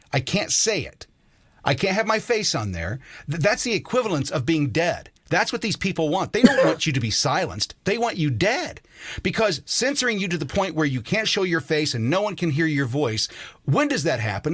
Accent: United States; I'm an American citizen.

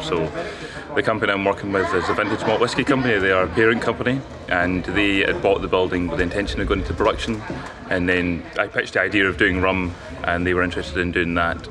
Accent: Bruichladdich, Scotland, United Kingdom; I grew up on Isla

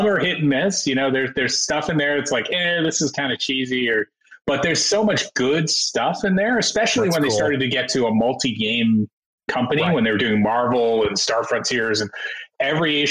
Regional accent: New York, United States; I grew up in New York

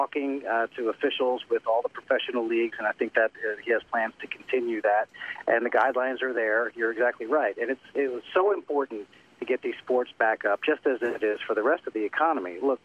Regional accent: Delaware County, Pennsylvania, United States; I grew up in Delaware County also, near Ridley. I went to Ridley High School.

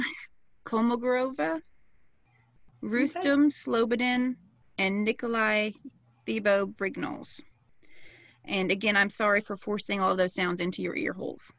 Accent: the South, United States; I'm an American from the South.

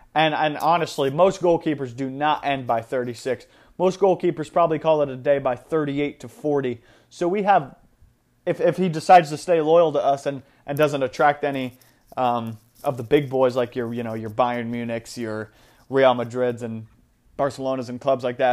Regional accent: United States; as like an American guy

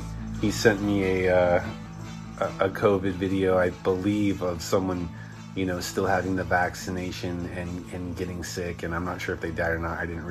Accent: Southern California, United States; I'm from Southern California

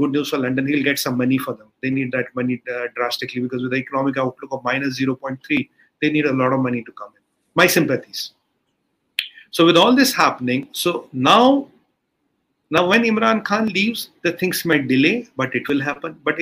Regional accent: India; as an Indian

